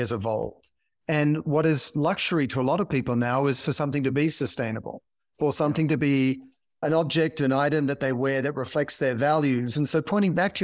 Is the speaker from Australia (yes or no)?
yes; Australia; I'm an Australian